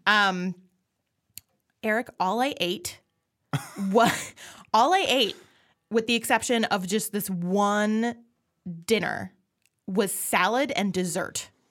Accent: Minnesota, United States; I'm Minnesotan

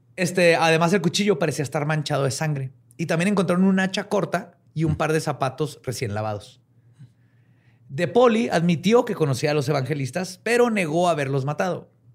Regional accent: northern Mexico, Mexico; accent: norteño; como norteño. Siempre nos dicen que hablamos bien fuerte.

